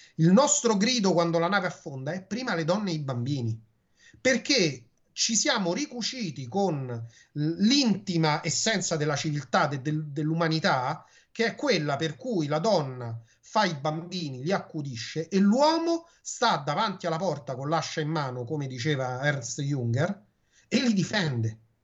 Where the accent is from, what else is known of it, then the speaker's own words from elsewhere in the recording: Rome, Lazio, Italy; Quando ero bambino io, mi ricordo che la maestra siccome Roma è una città, tra virgolette, potremmo dire multiculturale dal punto di vista del dialetto, ci fece fare le poesie in dialetto